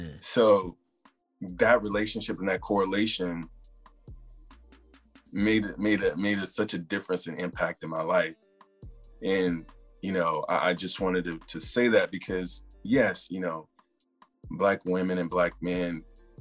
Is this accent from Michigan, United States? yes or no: no; South Carolina, United States; moved away as an adult; also born or lived in San Diego / Los Angeles / Seattle / Detroit; now in Maryland, United States; I grew up in South Carolina